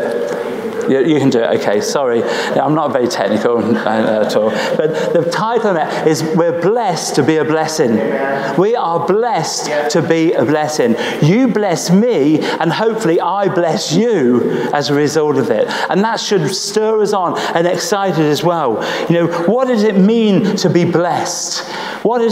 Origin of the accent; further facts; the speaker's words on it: Nuneaton, West Midlands, United Kingdom; I'm not from Birmingham, okay? I'm from Nuneaton